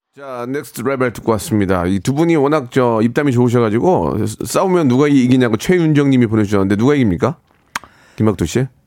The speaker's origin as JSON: {"language": "Korean", "country": "South Korea", "said": "대한민국 사람으로서"}